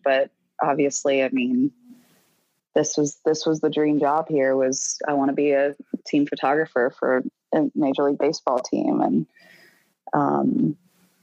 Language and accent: English; Boston, Massachusetts, United States; moved away; also born or lived in Miami; I grew up in Boston and we were huge sports fans